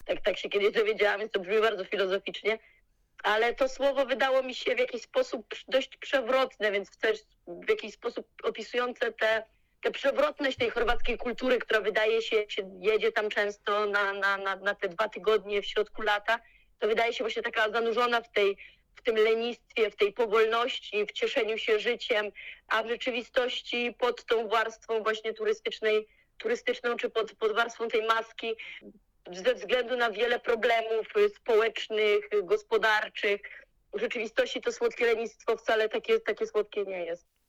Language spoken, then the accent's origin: Polish; Poland; moved away as an adult; also born or lived in Zagreb, Croatia; jestem z Polski